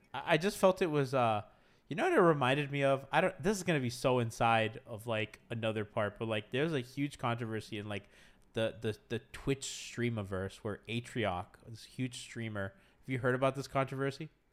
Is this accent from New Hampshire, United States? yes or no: no; Kendall, Florida, United States; I grew up in Kendall.